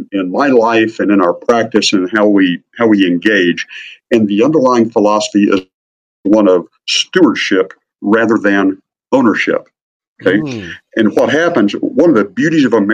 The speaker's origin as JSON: {"language": "English", "region": "Midwest", "country": "United States", "tie": "born or raised there", "said": "grew up in a small town in the Midwest"}